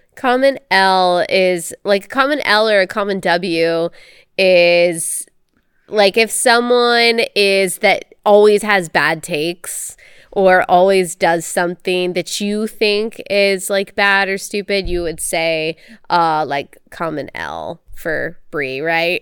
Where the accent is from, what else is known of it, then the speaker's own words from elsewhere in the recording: Texas, United States; moved away as an adult; also born or lived in South Carolina; I grew up in Texas and I went to school in South Carolina